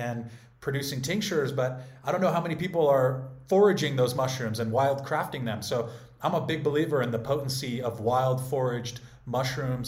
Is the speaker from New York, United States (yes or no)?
no; California, United States; I grew up in California